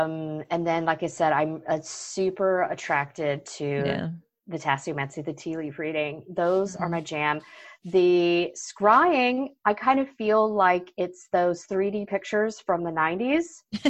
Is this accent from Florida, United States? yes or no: yes; Florida, United States; I grew up in Florida, so I'm